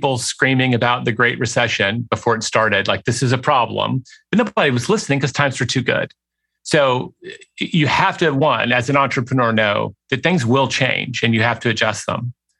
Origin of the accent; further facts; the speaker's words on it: Southern United States, United States; I mean, I grew up in the South. If that horrifies you, I'm sorry.